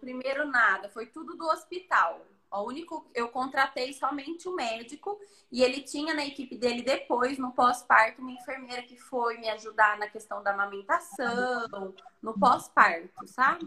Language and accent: Portuguese; Itapira, São Paulo, Brazil; Sou de Itapira, interior de São Paulo